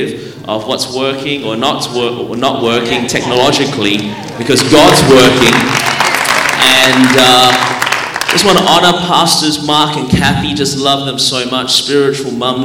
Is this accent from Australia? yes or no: yes; Melbourne, Victoria, Australia; born or raised there; now in Anderson, United States